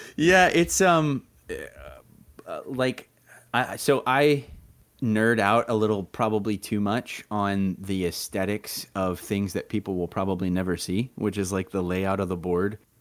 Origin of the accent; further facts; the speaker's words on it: Texas, United States; I was from Texas